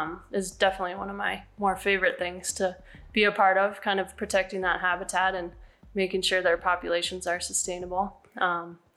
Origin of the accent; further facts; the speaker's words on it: Snowmass Village, Colorado, United States; also born or lived in Jackson Hole, Wyoming; I grew up in Snowmass Village, actually, and never thought I'd move back here to live